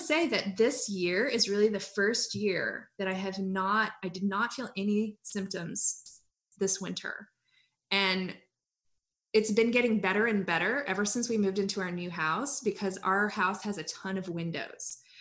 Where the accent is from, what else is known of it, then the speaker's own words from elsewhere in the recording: Hawaii, United States; moved away as an adult; also born or lived in Iowa; now in North Carolina, United States; I grew up in Hawaii.